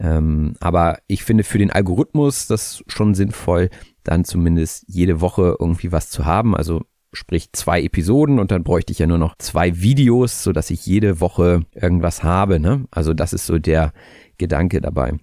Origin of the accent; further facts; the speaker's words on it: Hamburg, Germany; ich komme aus Hamburg, ich bin auch 30 Jahre alt